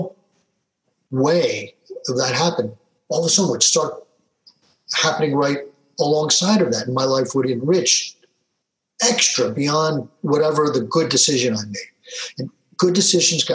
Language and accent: English; Philadelphia, Pennsylvania, United States; a young man growing up in Philadelphia, you know, yo, Philly